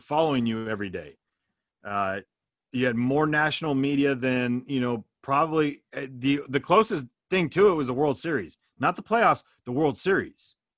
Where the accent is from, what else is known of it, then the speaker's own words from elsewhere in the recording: Bay Area, California, United States; growing up in the Bay Area